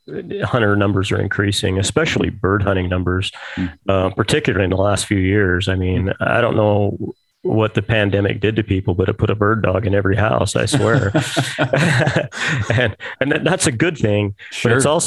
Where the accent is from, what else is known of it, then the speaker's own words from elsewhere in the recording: Clinton, Utah, United States; Yeah. Clinton, Utah.